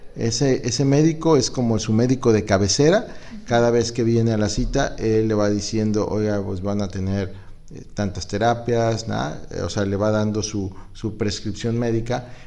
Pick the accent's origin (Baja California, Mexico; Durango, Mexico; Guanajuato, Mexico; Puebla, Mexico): Guanajuato, Mexico; now in Acapulco, Mexico; vengo de Guanajuato